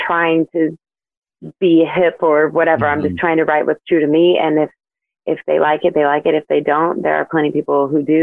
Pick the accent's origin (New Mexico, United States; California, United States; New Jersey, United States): New Mexico, United States; now in Texas, United States; I love my home state